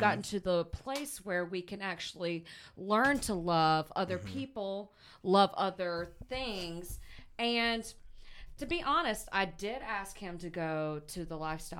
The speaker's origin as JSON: {"language": "English", "region": "the South", "country": "United States", "said": "So I'm obviously from the South."}